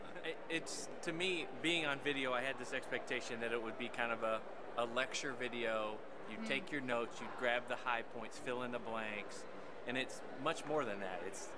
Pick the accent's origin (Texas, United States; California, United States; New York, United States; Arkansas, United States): Arkansas, United States; Little Rock; we're from Little Rock.